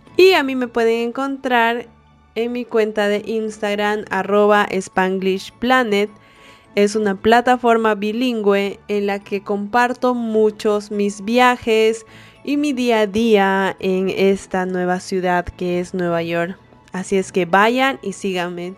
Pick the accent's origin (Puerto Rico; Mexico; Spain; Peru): Peru; moved away as an adult; now in United States; las dos somos peruanas